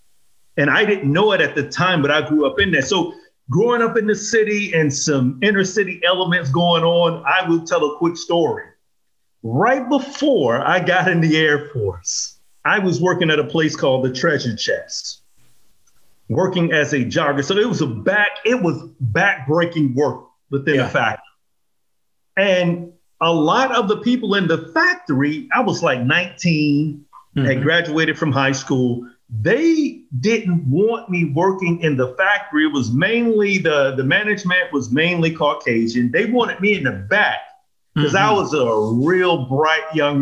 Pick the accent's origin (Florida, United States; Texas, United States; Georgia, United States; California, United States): Georgia, United States; Atlanta; born and raised in Atlanta in the inner city.